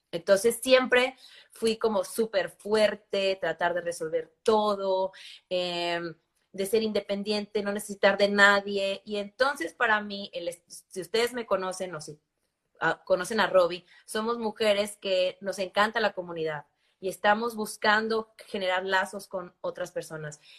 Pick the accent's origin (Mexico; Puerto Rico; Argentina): Mexico; Campeche; yo crecí en México, crecí en una, en una ciudad eh, hermosa, muy pequeña, que se llama Campeche, que es, en la, bahía, en el Golfo de México.